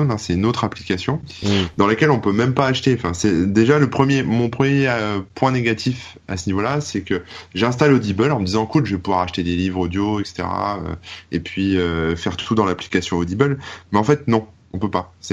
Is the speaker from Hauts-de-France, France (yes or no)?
yes; Hauts-de-France, France; accent: Ch'ti; Mais moi je suis pas je suis pas parisien. Moi j'ai un accent ch'ti à la base euh, du nord euh